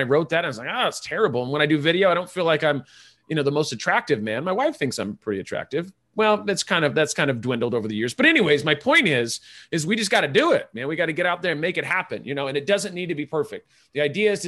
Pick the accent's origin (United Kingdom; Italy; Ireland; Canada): Ireland; I'm Irish